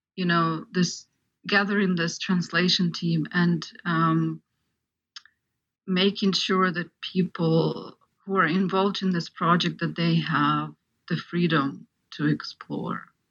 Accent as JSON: {"language": "English", "country": "Ukraine", "tie": "born or raised there", "moved": "yes", "said": "I'm actually an example of of um, Ukrainian, partly Ukrainian audience because I grew up in Ukraine"}